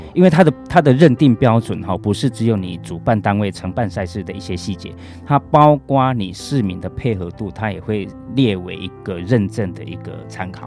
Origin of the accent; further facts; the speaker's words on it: Taichung, Taiwan; 我是台中人